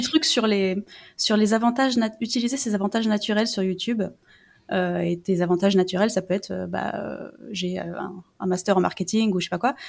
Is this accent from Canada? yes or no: no; France; c'est pas juste que je suis non anglophone, c'est que je suis française